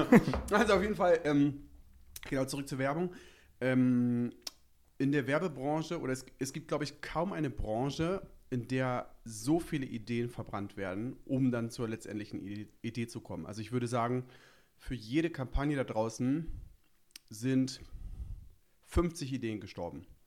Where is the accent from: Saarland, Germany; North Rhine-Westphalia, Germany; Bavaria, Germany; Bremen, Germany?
Bremen, Germany; moved away as an adult; now in Berlin, Germany; wie man mir vielleicht anhört, komme ich etwas, äh, nördlicher. Ich komme aus Bremen, aus dem wirklich, wirklich, wirklich schönen Bremen.